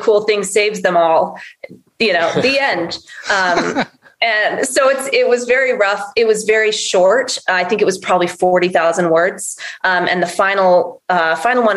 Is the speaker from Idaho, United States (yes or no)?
yes; Northern Idaho, United States; Northern Idaho, where I'm from